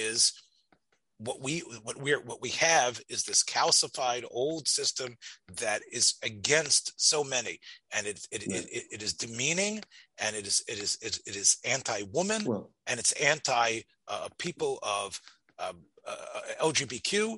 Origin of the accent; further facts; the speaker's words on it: Tennessee, United States; moved away; I came from Tennessee, so we needed to know about the history of our state and about our the specific constitution in the eighth grade.